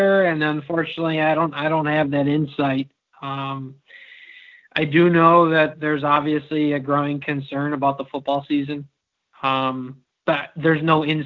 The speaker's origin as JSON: {"language": "English", "town": "Elburn", "region": "Illinois", "country": "United States", "tie": "born or raised there", "also_born_or_lived": "Peoria, Illinois", "said": "I grew up in Elburn, about 20 minutes east down 38"}